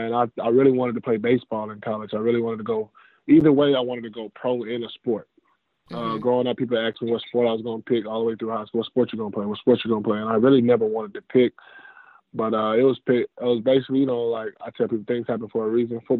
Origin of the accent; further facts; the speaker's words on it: Jackson, Mississippi, United States; also born or lived in Stillwater, Oklahoma; I was born in Stillwater, Oklahoma. Uh, I've traveled, lived in Missouri, Texas, Alabama, California, different places. But I reside in Jackson, Mississippi I claim Jackson, Mississippi. That's where I'm from.